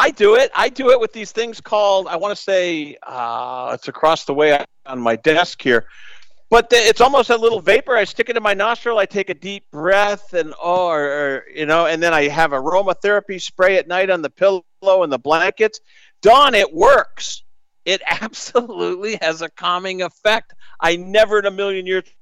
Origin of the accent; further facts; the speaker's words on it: Northeast, United States; You can tell I grew up in the Northeast